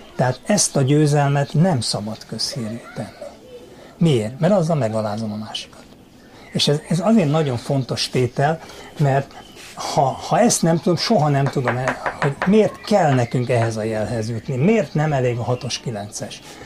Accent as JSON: {"language": "Hungarian", "country": "Hungary", "said": "Amiben mi beleszülettünk, mint magyarok"}